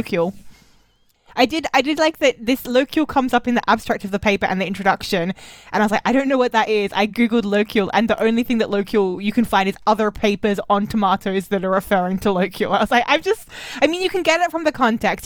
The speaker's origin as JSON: {"language": "English", "country": "Australia", "also_born_or_lived": "Germany", "moved": "as an adult", "said": "I'm an Australian who was in Germany for too long."}